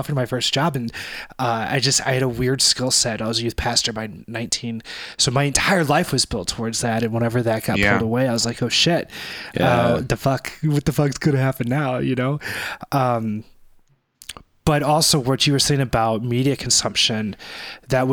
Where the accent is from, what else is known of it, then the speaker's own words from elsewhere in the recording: Arnold, Missouri, United States; Arnold, Missouri, which is my hometown